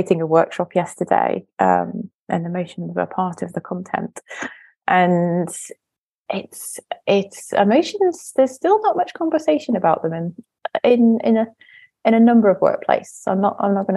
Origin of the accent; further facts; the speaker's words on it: North East England, United Kingdom; I was brought up in the northeast of England in the 90s